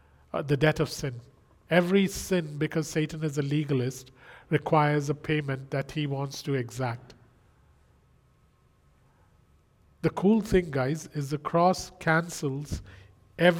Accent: India; I come from India

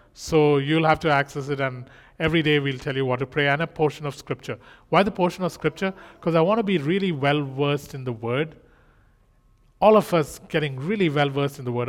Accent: India; moved away; I'm Indian

